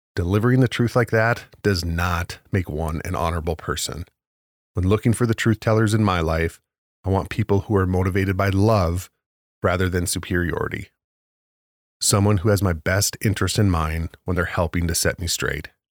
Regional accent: Williston, North Dakota, United States; my hometown of Williston, North Dakota

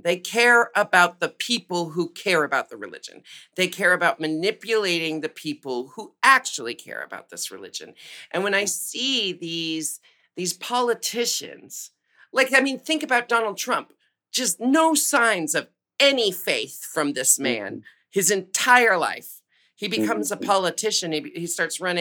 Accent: Portland, Oregon, United States; I was born and raised in Portland, Oregon

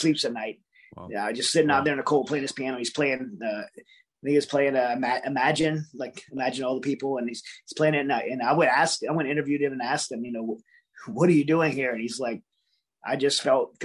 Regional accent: United States; as an American

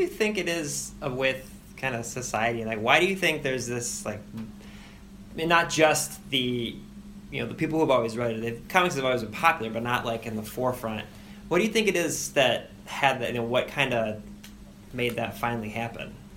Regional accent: Cleveland, Ohio, United States; we're both from Cleveland

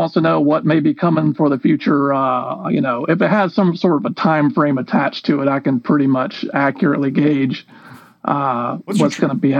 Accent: Norcross, Georgia, United States; Norcross, Georgia, my hometown

